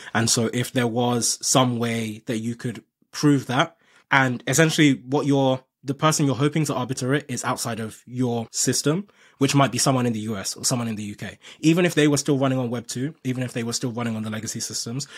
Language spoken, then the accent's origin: English; Nigeria; I'm from Nigeria